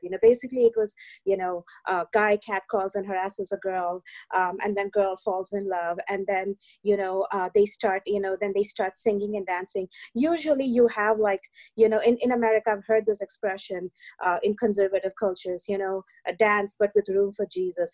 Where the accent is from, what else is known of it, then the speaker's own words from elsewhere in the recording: India; now in New York, United States; I grew up in India in uh, the you know in the early 1980s